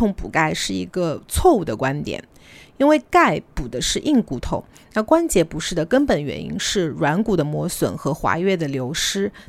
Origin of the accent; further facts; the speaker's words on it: Shanghai, China; 我其实觉得在上海过年，就是，呃，我相信很多上海人都会有一样的感觉，就会感觉越来越没有年味嘛。